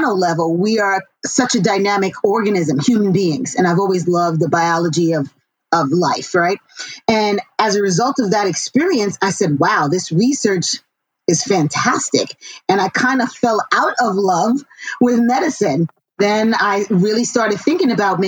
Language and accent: English; New York City, New York, United States; I grew up in Queens, New York, and I'm a child of immigrants.